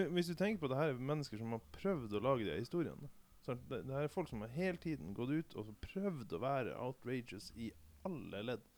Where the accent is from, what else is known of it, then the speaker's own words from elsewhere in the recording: Vadsø, Finnmark, Norway; hjemme i, i, min hjemby Vadsø